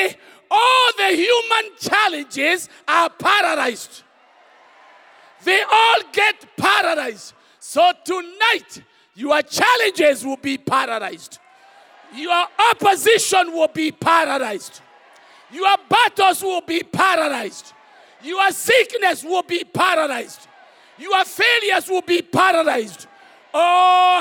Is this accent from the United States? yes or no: no; Kenya; English is a second language; many of us in Kenya, English is not the first language. English for me is a third language.